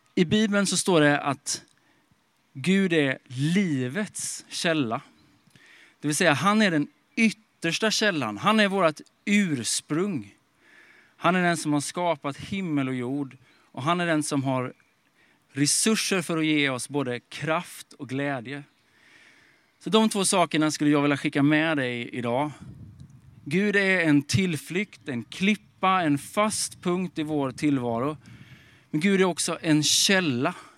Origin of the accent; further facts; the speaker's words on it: Småland, Sweden; moved away as an adult; also born or lived in Stockholm; now in Sollentuna, Sweden; Jag kommer från Småland, eh, uppväxt i skogen på en bondgård